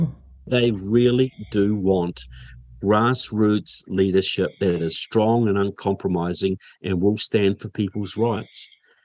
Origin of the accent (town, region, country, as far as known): Kaiapoi, Canterbury, New Zealand; born or raised there; now in Florida, United States